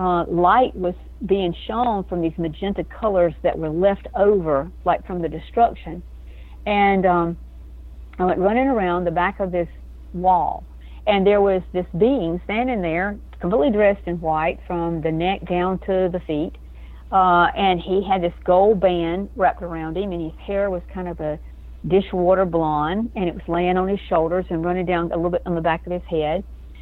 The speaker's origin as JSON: {"language": "English", "region": "Georgia", "country": "United States", "tie": "born or raised there", "said": "Well, I was a little farm girl growing up in South Georgia."}